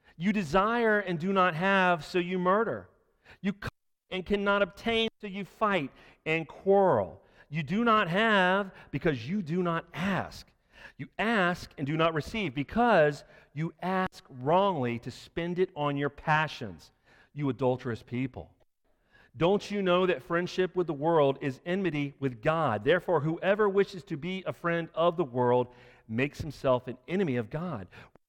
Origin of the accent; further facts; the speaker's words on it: Florida, United States; now in Reidsville, United States; I'm from Florida